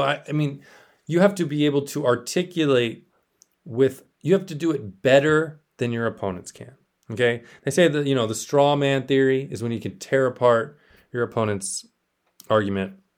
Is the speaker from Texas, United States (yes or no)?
yes; South Texas, United States; moved away as an adult; also born or lived in Austin, Texas; I grew up in South Texas.